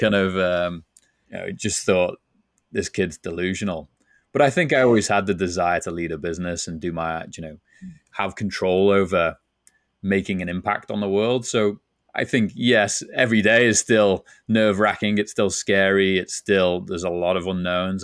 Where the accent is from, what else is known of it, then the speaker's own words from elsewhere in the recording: Liverpool, North West England, United Kingdom; moved away as an adult; now in San Diego, United States; you can tell from my accent, not originally from San Diego, where I'm based now, originally from Liverpool, England